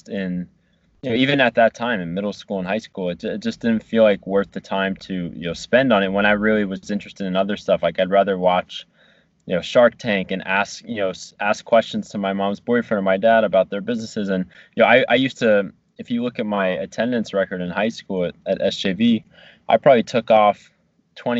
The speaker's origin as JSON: {"language": "English", "region": "New Jersey", "country": "United States", "tie": "born or raised there", "also_born_or_lived": "Virginia", "moved": "as an adult", "said": "getting out of like New Jersey and my hometown and going to Virginia"}